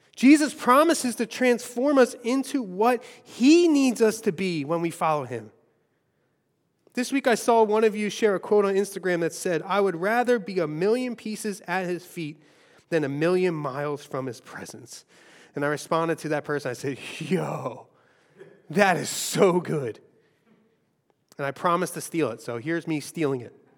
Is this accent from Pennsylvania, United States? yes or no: yes; Philadelphia, Pennsylvania, United States; I grew up in Longcrest.